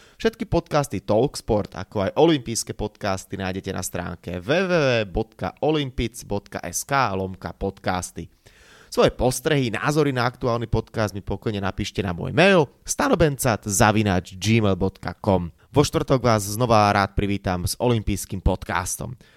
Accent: Slovakia; som bol strašne rád a hrdý, že ako Slovák

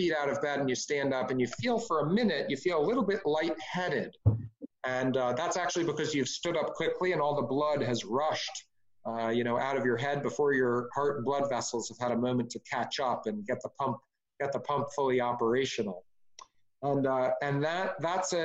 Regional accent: California, United States; as a Californian

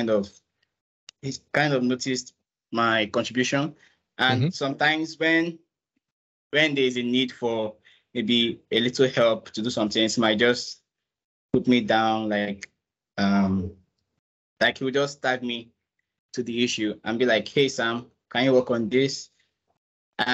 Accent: Nigeria; I'm a Nigerian.

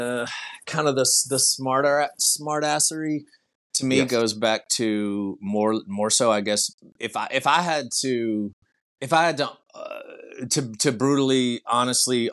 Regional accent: New Orleans, Baton Rouge, Louisiana, United States; we're from New Orleans, Baton Rouge, like those pretty much like sister cities here

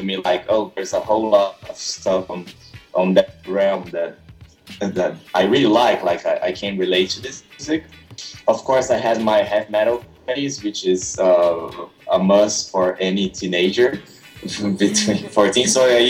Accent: São Paulo, Brazil; English is a second language; I started like in my hometown. I came from inland São Paulo state.

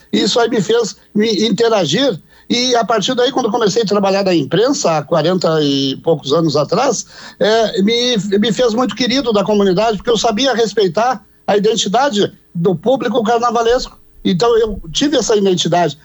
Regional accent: Porto Alegre, Rio Grande do Sul, Brazil; eu nasci na Bacia, na Auxiliadora, na subida para o Monte Serra

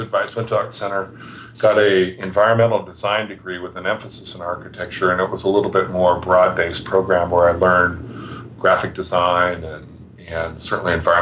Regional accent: Los Angeles, California, United States; moved away as an adult; also born or lived in San Diego / Portland; I grew up in Los Angeles and San Diego.

